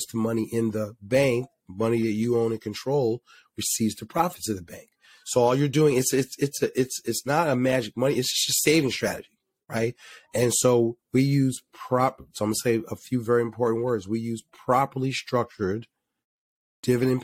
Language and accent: English; Philadelphia, Pennsylvania, United States; My family owned a supermarket growing up in Philly.